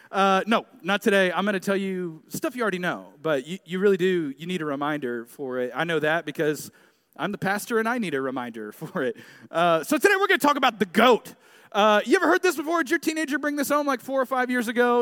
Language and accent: English; Tulsa, Oklahoma, United States; moved away as an adult; now in Dallas, United States; I grew up here in Tulsa.